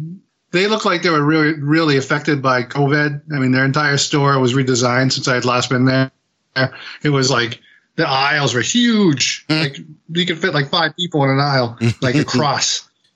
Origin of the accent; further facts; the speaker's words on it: Fitchburg, Massachusetts, United States; I'm from Fitchburg. I work at That's Entertainment.